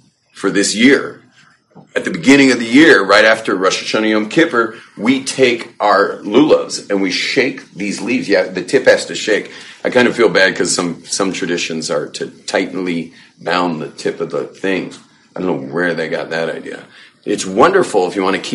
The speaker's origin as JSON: {"language": "English", "region": "California", "country": "United States", "tie": "born or raised there", "moved": "yes", "said": "growing up in California"}